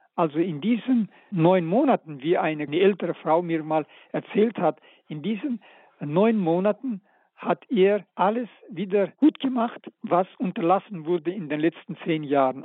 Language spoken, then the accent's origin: German; Karaganda, Karaganda Region, Kazakhstan; moved away; also born or lived in Novosibirsk; in Karaganda in meiner Heimatstadt und ich als elfjähriger Knabe war sogar bei seiner Beerdigung